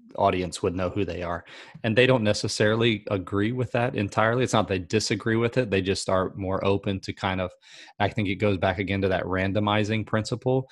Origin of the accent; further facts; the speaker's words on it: South Carolina, United States; I'm from South Carolina